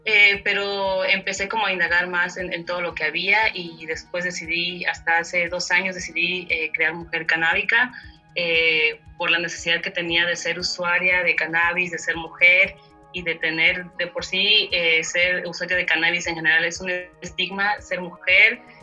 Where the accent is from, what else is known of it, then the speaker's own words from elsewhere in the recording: Chiapa de Corzo, Chiapas, Mexico; soy originaria de Chiapas, al sur del país, de un municipio llamado Chiapa de Corzo